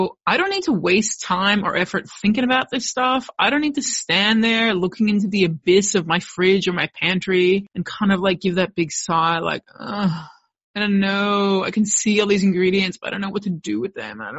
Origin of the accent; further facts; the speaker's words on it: United States; moved away as an adult; now in Australia; while I am American, I did raise my kids here in Australia